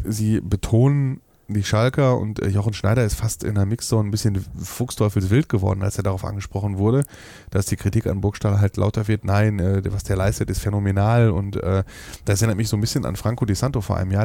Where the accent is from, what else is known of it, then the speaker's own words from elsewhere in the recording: Ruhr area, North Rhine-Westphalia, Germany; wie wir Ruhrpott-Menschen sind